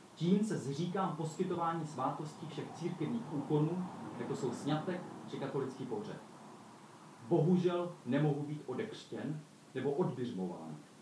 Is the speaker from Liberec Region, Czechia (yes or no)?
no; Olomouc, Olomouc Region, Czechia; jsem přijel z Olomouce, tak tuším svým katolickým citem